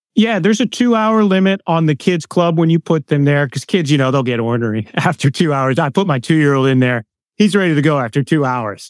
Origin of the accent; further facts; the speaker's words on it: Pittsburgh, Pennsylvania, United States; now in Lancaster, United States; grew up in Pittsburgh, Pennsylvania